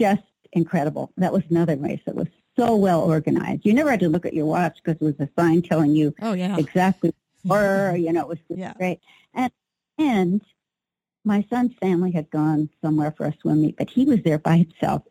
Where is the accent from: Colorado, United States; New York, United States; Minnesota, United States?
Colorado, United States; Fort Collins; in Fort Collins in my hometown